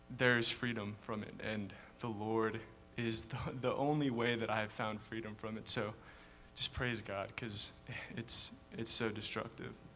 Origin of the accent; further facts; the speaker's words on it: United States; I'm an American